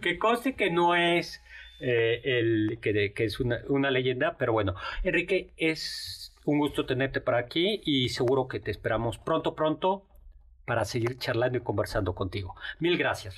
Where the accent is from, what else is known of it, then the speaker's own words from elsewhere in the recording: Mexico City, Mexico; en el fondo los chilangos somos así de arrogantes